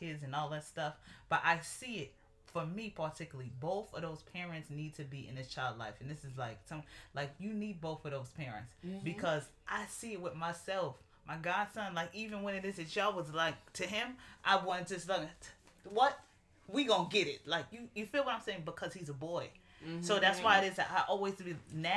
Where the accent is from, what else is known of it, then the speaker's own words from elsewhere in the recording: New York City, New York, United States; we're from New York City